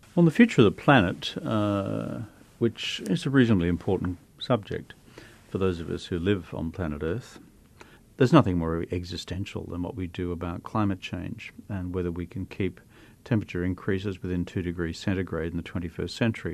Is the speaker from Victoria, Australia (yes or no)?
no; Brisbane, Queensland, Australia; Brisbane, my hometown in Australia